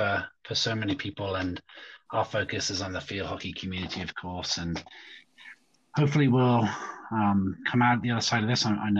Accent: England, United Kingdom; I grew up in England, and I think as an 11-year-old, it was a school sport

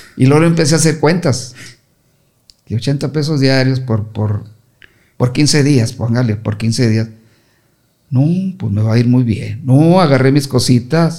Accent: Torreón, Coahuila, Mexico; moved away as an adult; also born or lived in Chihuahua / Ciudad Juárez; yo siempre salí de, de Torreón a Juárez

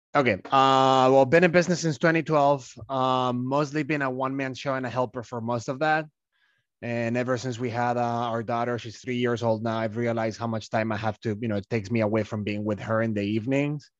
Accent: Malaga, Andalusia, Spain; moved away as an adult; I'm from Malaga

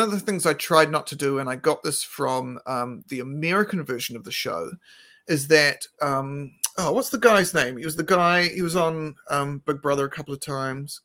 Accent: Christchurch, Canterbury, New Zealand; moved away; we're both from Christchurch originally.

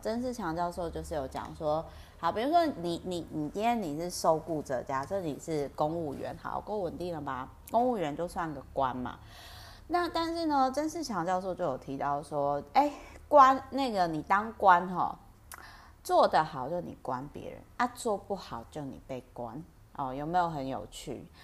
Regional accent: Penghu County, Taiwan; accent: Penghu coastal (haikou) accent of Taiwanese Hokkien; 我讲台语好好溜哦。我的 Meta 台语呢，有点那个澎湖海口腔

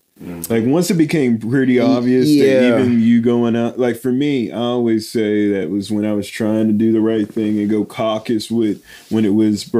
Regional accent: United States; I was American.

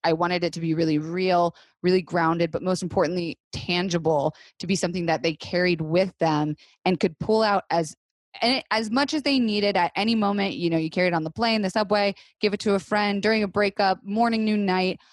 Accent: Florida, United States; also born or lived in New York / Los Angeles; now in Woodstock, United States; I was raised in Florida, which nothing normal happens in Florida, right?

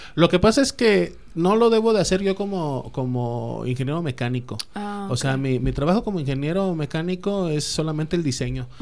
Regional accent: Mexico

